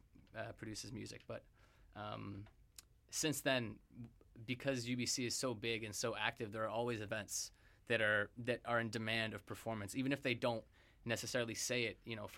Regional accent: Zambia; moved away as an adult; now in Vancouver, Canada; I came from a ways away. I came from Zambia, and I came into first year residence, and you know, I didn't know anybody, I didn't know anything about Canada at all

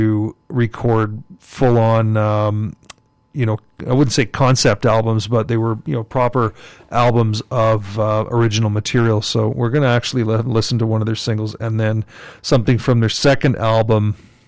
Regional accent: Montreal, Quebec, Canada; now in Vancouver, Canada; I grew up in Pierrefonds, which is a West Island suburb of Montreal

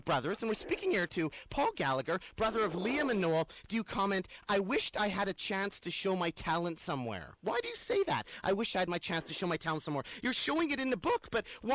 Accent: Vancouver, British Columbia, Canada; I'm from Vancouver, British Columbia, Canada

